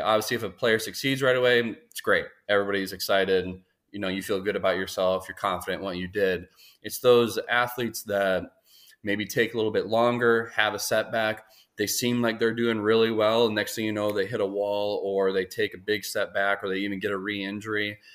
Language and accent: English; Minneapolis, Minnesota, United States; moved away; I'm originally from Minnesota, Twin Cities area. Um, grew up playing sports